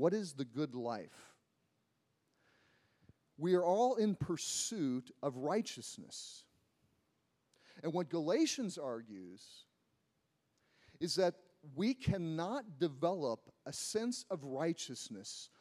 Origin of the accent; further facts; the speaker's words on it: United States; I'm an American